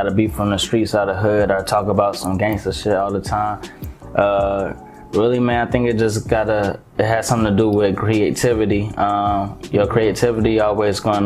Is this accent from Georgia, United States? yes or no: yes; Atlanta, Georgia, United States; also born or lived in Montgomery, Alabama; I've been in Atlanta since I was 8, so I was basically raised here